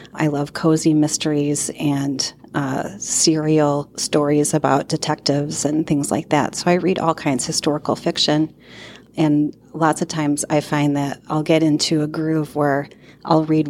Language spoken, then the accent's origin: English; Rochelle, Illinois, United States; also born or lived in Ohio; We moved from Ohio to Rochelle when I was in kindergarten, and I went to school at Central School and then Tilton, and at the time Rochelle Junior High School and Rochelle Township High School